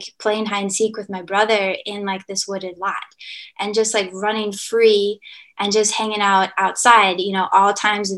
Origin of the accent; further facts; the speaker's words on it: Baltimore, Maryland, United States; I am from Baltimore. My family has been here for a long time, from like South Baltimore, Locust Point.